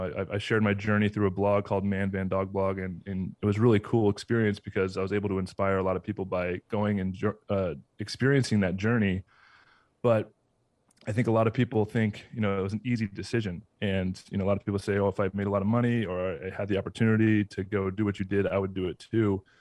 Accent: Southern California, United States; moved away as an adult; also born or lived in Atlanta / Tampa; I grew up in Southern California.

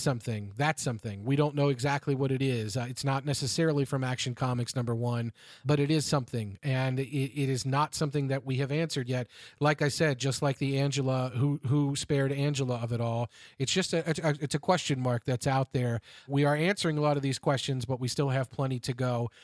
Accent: Cincinnati, Ohio, United States; to my hometown here of Cincinnati

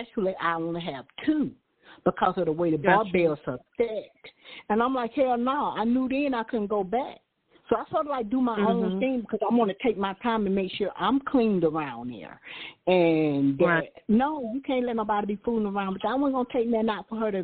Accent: Deep South, United States; when we're growing up in the Deep South

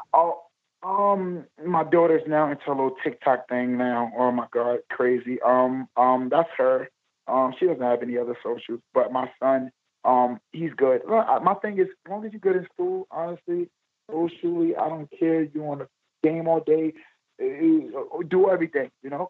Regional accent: New York City, New York, United States; I'm from East New York, Brooklyn

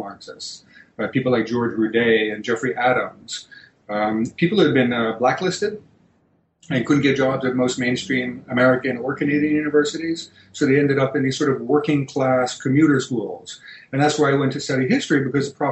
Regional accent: Greece; moved away; I was born, I was raised in Greece

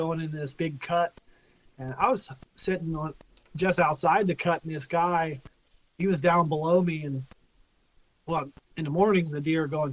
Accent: Pennsylvania, United States; now in Breinigsville, United States; I grew up southern PA near the Maryland line

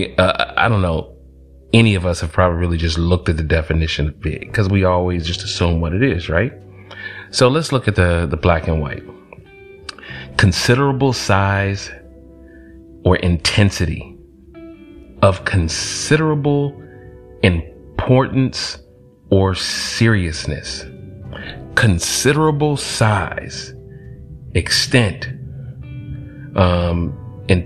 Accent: College Park, Georgia, United States; I'm from Georgia, College Park, Southside, ATL

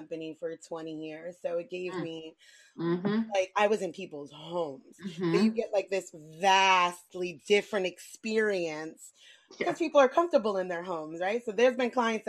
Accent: New York City, New York, United States; I grew up in New York City

